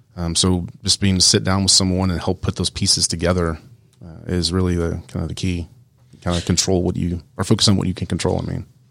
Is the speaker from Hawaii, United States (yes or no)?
no; Columbus, Georgia, United States; moved away as an adult; I grew up in Columbus, Georgia, so at Fort Benning